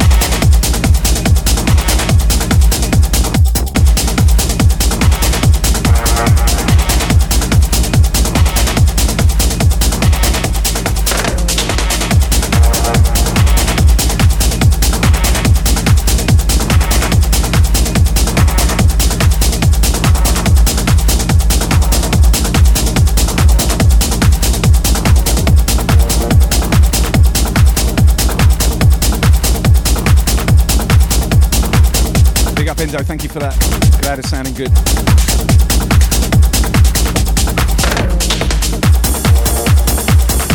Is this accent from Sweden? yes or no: no; Australia; also born or lived in Brisbane, Australia; I'm from Australia